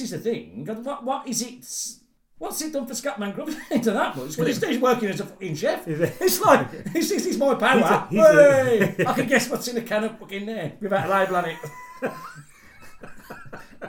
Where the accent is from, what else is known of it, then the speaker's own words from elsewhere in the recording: United Kingdom; We're British people.